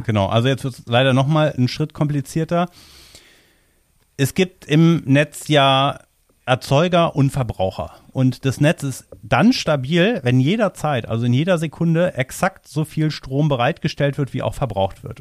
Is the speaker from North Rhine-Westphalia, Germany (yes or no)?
yes; near Cologne, North Rhine-Westphalia, Germany; Also ich komme ja aus der Umgebung von Köln